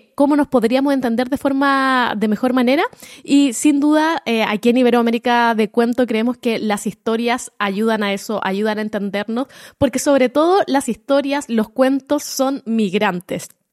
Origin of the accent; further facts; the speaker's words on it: Chile; como éramos chilenos